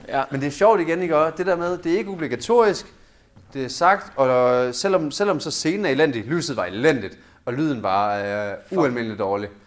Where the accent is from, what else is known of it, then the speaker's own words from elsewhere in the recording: Southern Jutland, Southern Denmark, Denmark; Jeg er selv sønderjyde